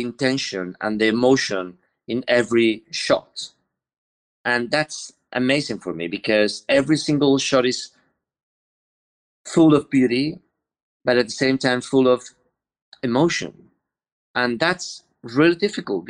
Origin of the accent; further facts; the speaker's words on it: Spain; English is a second language; I'm from the Mediterranean. I'm Spanish